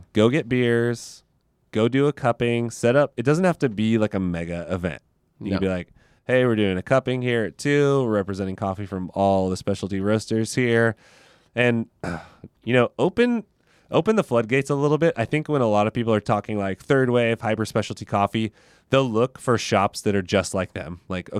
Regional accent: Modesto, California, United States; I came from Modesto and there was like nothing there. And now there's like a handful of baristas who are really passionate about specialty coffee there, which I think is awesome because it's a super small town, Central Valley, California.

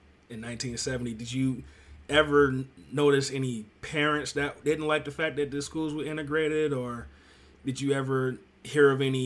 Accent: Detroit, Michigan, United States; born and raised in Detroit

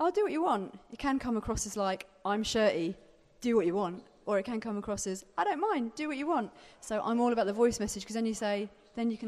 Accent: Brighton, South East England, United Kingdom; I'm from Brighton

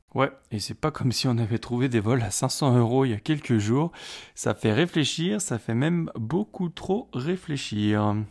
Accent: France; chez nous, en France

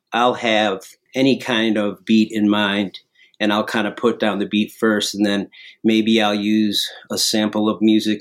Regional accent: Chicago, Illinois, United States; we're from Chicago

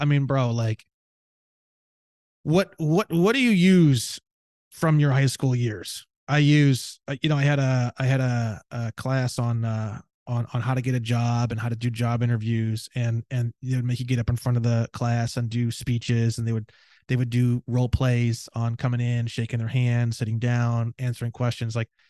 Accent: Indiana, United States; because I grew up in Indiana, we even had wood shop

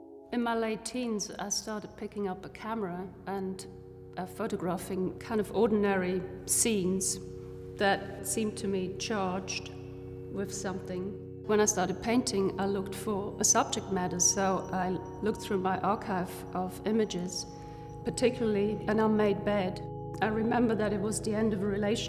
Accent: Switzerland; Growing up in Switzerland, I was born to a family of immigrants. Both my parents came from Hungary in 56.

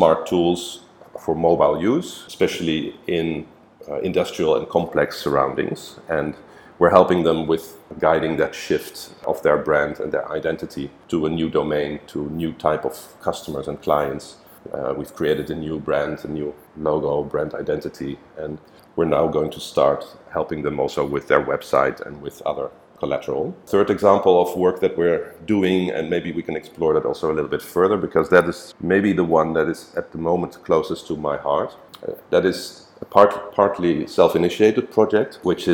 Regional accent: Netherlands; moved away as an adult; now in Singapore; my home country, the Netherlands

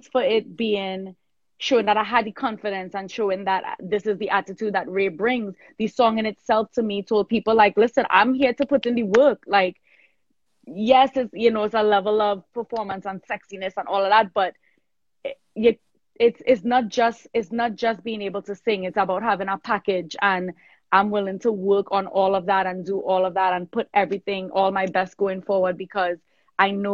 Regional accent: Trinidad & Tobago; moved away; also born or lived in New York; I was born in Trinidad. I am Trini born. I was born in South Trinidad. I migrated to New York

